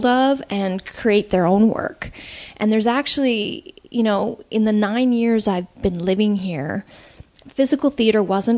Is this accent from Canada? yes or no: yes; Canada; also born or lived in United States; I'm Canadian.